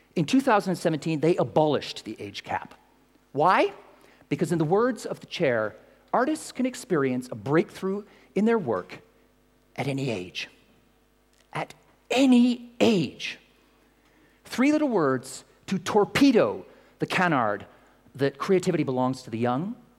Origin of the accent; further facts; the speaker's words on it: Canada; now in London, United Kingdom; I'm Canadian